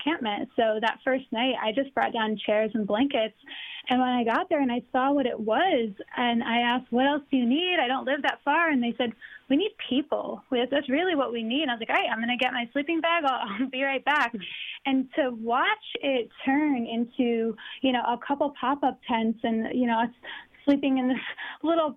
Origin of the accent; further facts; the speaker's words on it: Bridgeport, Connecticut, United States; I was born and raised in Bridgeport on the East End